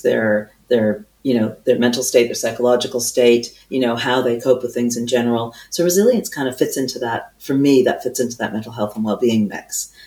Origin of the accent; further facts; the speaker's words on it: Canada; now in United Kingdom; I do hail from Canada